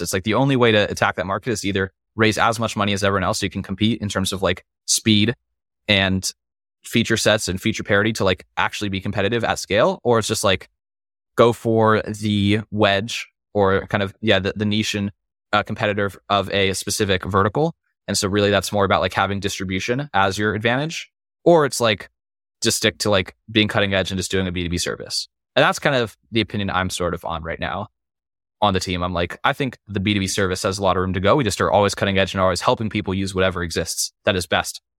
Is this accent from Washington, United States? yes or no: no; Las Vegas, Nevada, United States; growing up in Vegas